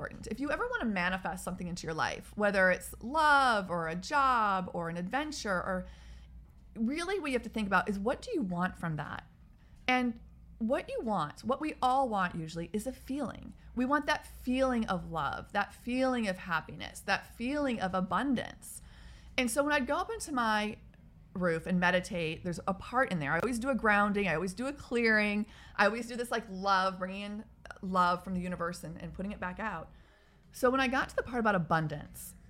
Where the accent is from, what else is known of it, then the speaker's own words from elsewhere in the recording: Texas, United States; also born or lived in Midwest; now in Washington, D.C., United States; my life growing up in Texas in the Midwest and living in an urban situation in DC